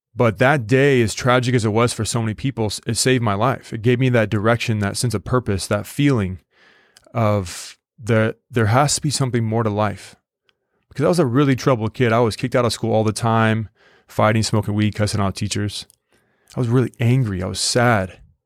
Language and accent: English; United States; an American